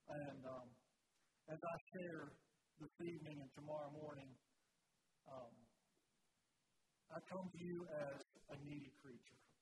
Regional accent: Bridgewater, United States; I didn't grow up in the Mennonite church. I grew up in the Church of the Brethren in Bridgewater there.

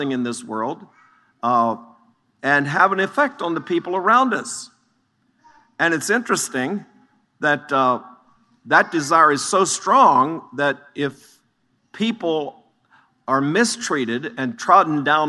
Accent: Chambersburg, Pennsylvania, United States; I was born in the Chambersburg, Greencastle area.

